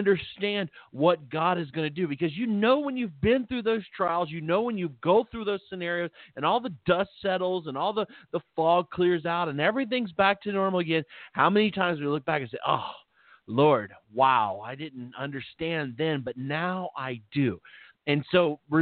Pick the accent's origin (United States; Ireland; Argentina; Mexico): United States; Philippi, West Virginia; moved away; also born or lived in Belington, West Virginia; I lived back in West Virginia at the time, and there was, we lived in a little town